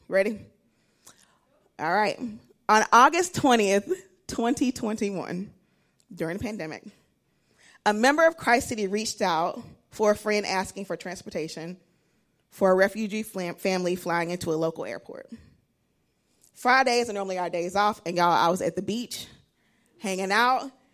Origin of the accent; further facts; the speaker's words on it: Alabama, United States; moved away; I'm originally from Alabama